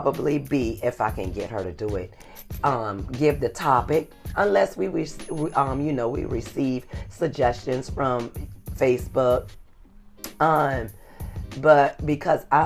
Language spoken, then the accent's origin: English; South Carolina, United States; accent: Geechee; moved away; I'm from South Carolina, and I wanted to bring up, I've been giving her lessons on how to talk Geechee